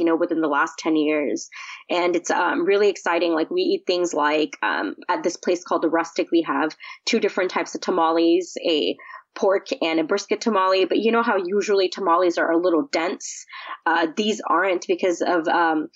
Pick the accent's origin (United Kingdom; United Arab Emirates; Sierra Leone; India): United Arab Emirates; Dubai; now in Houston, United States; I was born and raised in Dubai